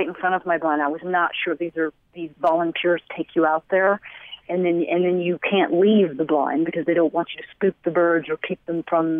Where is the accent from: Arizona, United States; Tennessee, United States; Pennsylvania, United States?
Tennessee, United States; East; I grew up in East Tennessee